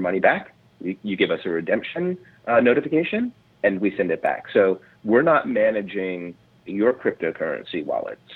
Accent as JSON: {"language": "English", "town": "New York City", "region": "New York", "country": "United States", "tie": "born or raised there", "said": "I'm a native New Yorker. Um, okay. I grew up in New York City, Manhattan, uh, most of my life."}